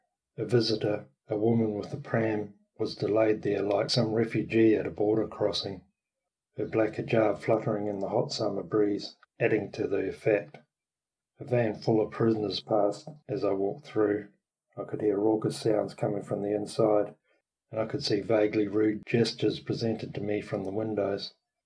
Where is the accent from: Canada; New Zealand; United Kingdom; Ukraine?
New Zealand; moved away as an adult; now in Australia; Rooney, I'm not Australian. I come from a land down under too. Further down and further under than Australia. I come from New Zealand, Aotearoa, as the Maori call it.